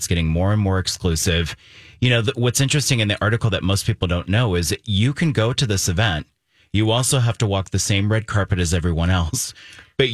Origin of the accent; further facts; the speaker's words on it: Germany; moved away; growing up in Germany